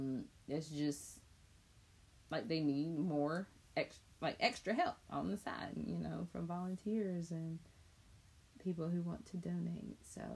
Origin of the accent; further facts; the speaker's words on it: Chapel Hill, North Carolina, United States; I grew up in Chapel Hill